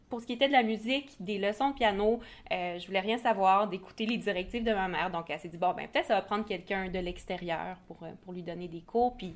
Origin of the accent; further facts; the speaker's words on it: Sherbrooke, Quebec, Canada; je suis originaire de Sherbrooke.